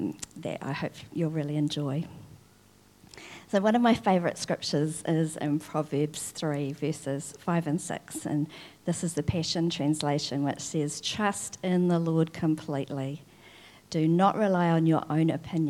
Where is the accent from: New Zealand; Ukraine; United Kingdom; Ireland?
New Zealand; Wakefield, Tasman; I grew up in Wakefield in Nelson